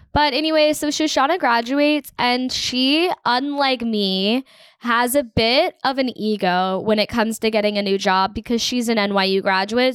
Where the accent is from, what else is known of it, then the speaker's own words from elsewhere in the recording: United States; also born or lived in Toronto; I'm from America